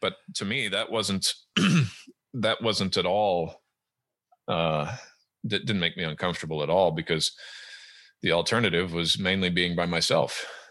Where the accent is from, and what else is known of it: Southern California, United States; born or raised there; moved away as an adult; also born or lived in Edmonton, Alberta, Canada / Great Britain / Germany; now in Washington State, United States